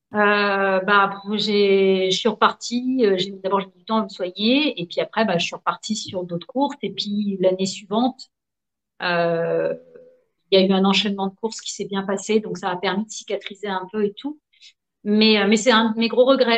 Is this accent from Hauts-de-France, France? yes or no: no; Nantes, Pays de la Loire, France; je suis née à Nantes